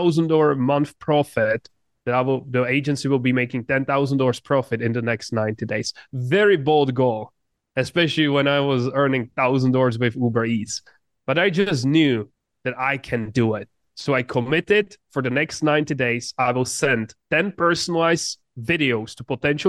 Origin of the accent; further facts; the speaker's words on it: Czechia; English is a second language; I grew up in just a very small town in the Czech Republic. English is not my first language